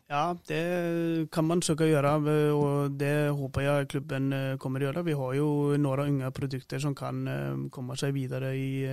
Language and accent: Norwegian; Iceland; moved away as an adult; also born or lived in Sweden; now in Norway; Jeg har jo fleste kampene hjemme på Island i høy, høyeste nivå der. Begynte å spille ung